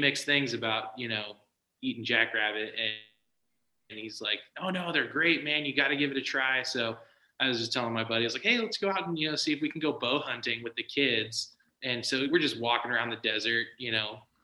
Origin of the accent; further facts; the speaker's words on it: Southern California, United States; moved away as an adult; also born or lived in Arizona; now in Alaska, United States; I grew up in Southern California. That's where I grew up.